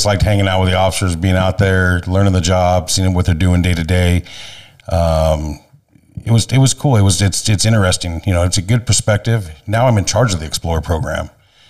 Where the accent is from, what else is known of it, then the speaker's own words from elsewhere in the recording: Manteca, California, United States; I grew up in Manteca. I moved to Manteca when I was in first grade.